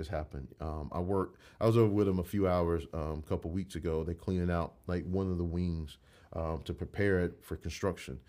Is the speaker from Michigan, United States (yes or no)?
no; Crosstown, Georgia, United States; grew up in Crosstown, and I could tell you, the Crosstown I grew up